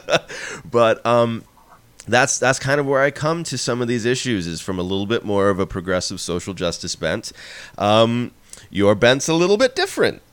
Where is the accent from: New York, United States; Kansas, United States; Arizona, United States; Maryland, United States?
Arizona, United States; moved away as an adult; also born or lived in San Diego area, California / Philadelphia area, Pennsylvania; we moved from Arizona, where I had grown up and where I was living, to just outside Philadelphia